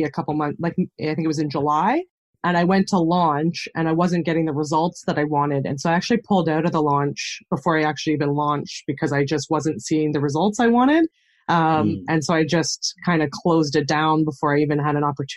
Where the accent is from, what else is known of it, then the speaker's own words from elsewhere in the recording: Canada; accent: Canadian; I'm born and raised in Canada, so I live on the Canadian prairies in Saskatchewan